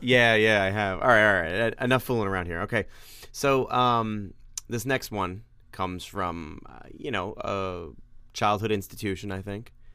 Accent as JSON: {"language": "English", "region": "New York", "country": "United States", "accent": "New York (non-rhotic)", "said": "gotta stop being a New Yorker and actually pronounce my R's."}